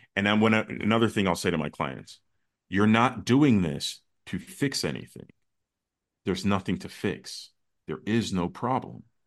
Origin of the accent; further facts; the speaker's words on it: United States; also born or lived in Chicago; my parents come from another country. I was born in the States